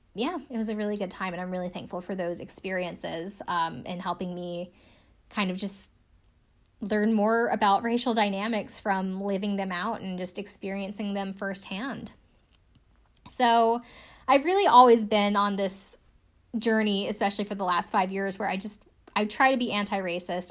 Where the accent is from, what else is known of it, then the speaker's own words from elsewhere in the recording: South Carolina, United States; I'm from South Carolina.